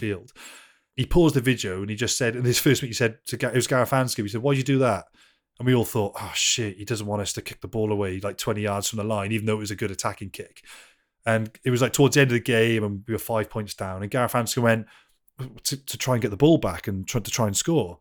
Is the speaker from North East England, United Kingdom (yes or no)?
no; Wales, United Kingdom; I love being Welsh, and I'm, I'm so Welsh